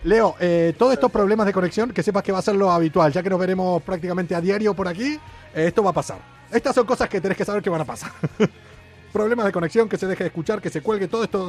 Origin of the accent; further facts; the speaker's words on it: Argentina; now in Madrid, Spain; los argentinos, eso, somos